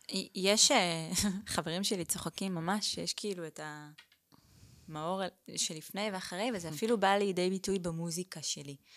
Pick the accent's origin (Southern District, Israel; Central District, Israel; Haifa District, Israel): Southern District, Israel; Eilat; born there; אז אני נולדתי באילת. ההורים שלי, אימא שלי עברה לשם כדי להיות מורה חיילת, ואבא שלי היה שם אה, קבלן